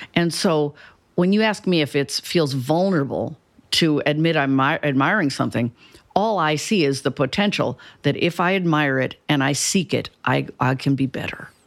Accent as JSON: {"language": "English", "town": "Cedar Falls", "region": "Iowa", "country": "United States", "tie": "born or raised there", "also_born_or_lived": "Chicago", "moved": "as an adult", "lives_now": "Houston, United States", "said": "I'm from Cedar Falls, Iowa"}